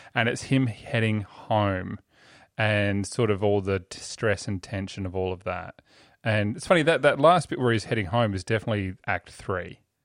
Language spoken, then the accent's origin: English; Australia; we're Australians